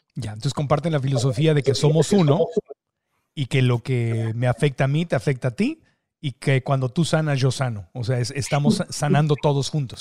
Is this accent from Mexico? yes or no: yes; Mexico; los mexicanos somos